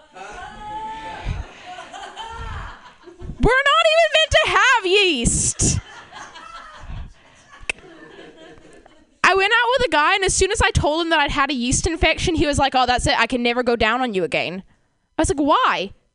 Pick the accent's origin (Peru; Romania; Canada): Canada; moved away; I come from Canada